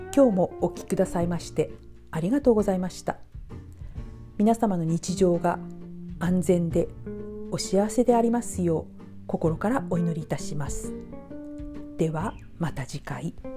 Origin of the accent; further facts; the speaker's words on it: Japan; もう私日本人なのに日本語わからないわ